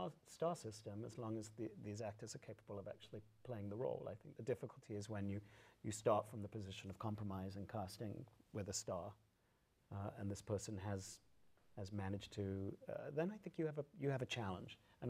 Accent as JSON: {"language": "English", "country": "United States", "said": "I'm an American-trained artist, and I am an American. I work in the American theater."}